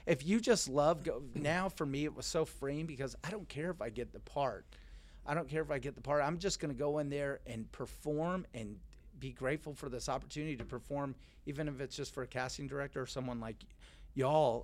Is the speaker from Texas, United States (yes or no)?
yes; Richardson, Texas, United States; I grew up in Dallas, Texas